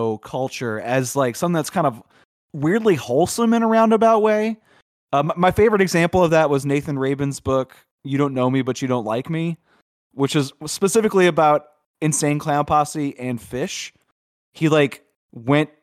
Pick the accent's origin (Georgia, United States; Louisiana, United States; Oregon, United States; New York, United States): Louisiana, United States; Chalmette; I grew up in Chalmette